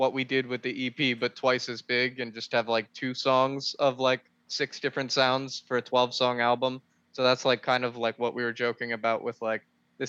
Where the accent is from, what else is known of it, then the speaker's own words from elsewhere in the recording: Bethlehem, Pennsylvania, United States; our hometown, our home county. We played in Bethlehem.